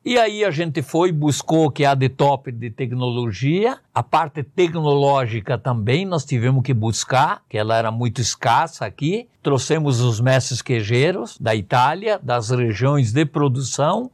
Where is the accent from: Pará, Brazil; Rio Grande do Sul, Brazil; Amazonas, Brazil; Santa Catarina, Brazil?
Santa Catarina, Brazil; Rio dos Cedros; moved away as an adult; eu sou do município de Rio dos Cedros, de descendência italiana, tenho a dupla cidadania